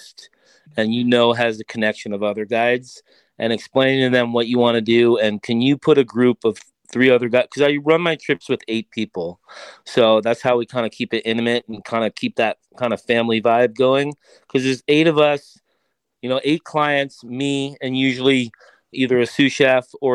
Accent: Long Island, New York, United States; moved away; also born or lived in Colorado; I grew up on Long Island

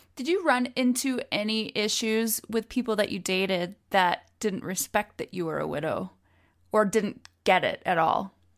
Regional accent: Utah, United States; we're from Utah where there's everybody has tons of kids

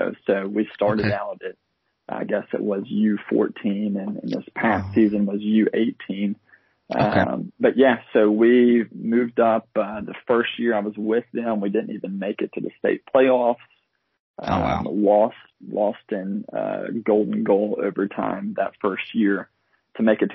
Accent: South Alabama, United States; I grew up in South Alabama. I've lived in Alabama my whole life

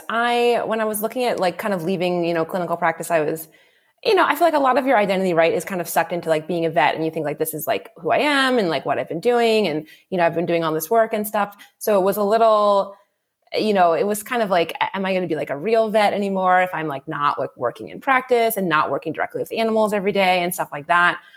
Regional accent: D.C., East Coast, United States; moved away as an adult; also born or lived in Ontario, Canada; I'm uh, American originally. Um, I grew up on the East Coast uh, of the US, right outside the capital, Washington, D.C.

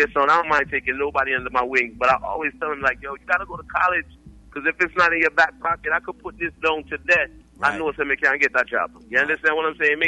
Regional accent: New Jersey, United States; I'm from Jersey, you know. That's what I represent anywhere I go

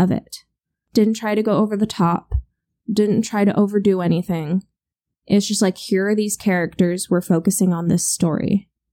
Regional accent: United States; We're American

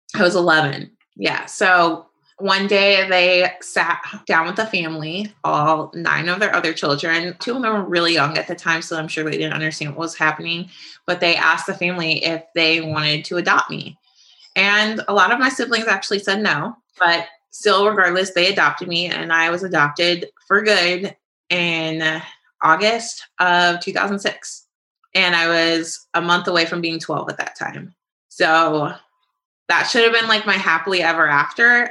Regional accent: St. Louis, Missouri, United States; also born or lived in Atlanta; I was born and raised in St. Louis. I did do a brief stint in Atlanta

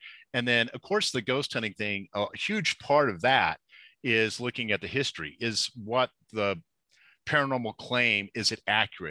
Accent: Texas, United States; born there; now in Albuquerque, United States; No, I was born in Texas, and my parents moved around a lot.

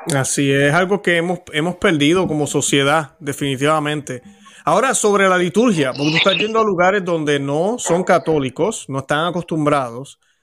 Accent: Puerto Rico; los que hemos nacido en países católicos, yo que soy de Puerto Rico

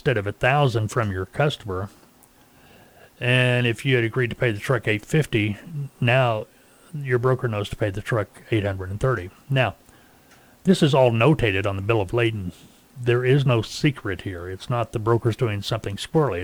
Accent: Arkansas, United States; I live here. It's my home state

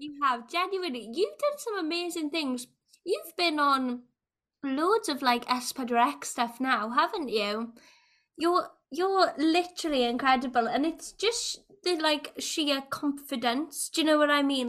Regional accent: Wales, United Kingdom; older generations of Welsh people

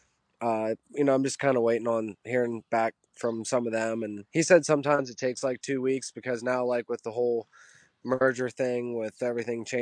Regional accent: Pennsylvania, United States; I grew up very simple in Pennsylvania.

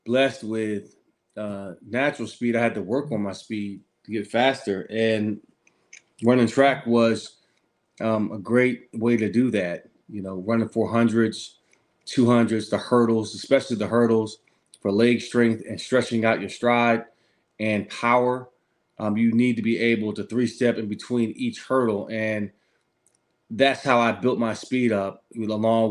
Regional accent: Philadelphia, Pennsylvania, United States; Growing up in Philadelphia with my mother and my father

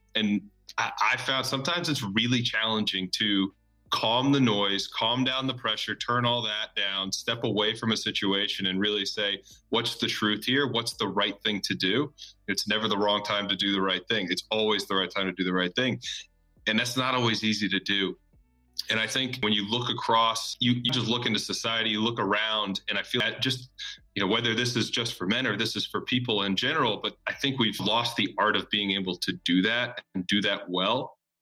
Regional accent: Birmingham, Alabama, United States; moved away as an adult; also born or lived in New York / Auburn, Alabama / Nashville, Tennessee; I was born in New York, but grew up down in Birmingham, Alabama

